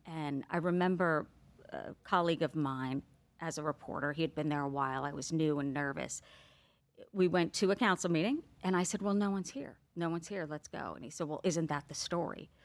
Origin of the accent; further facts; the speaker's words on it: New Jersey, United States; growing up in New Jersey with my parents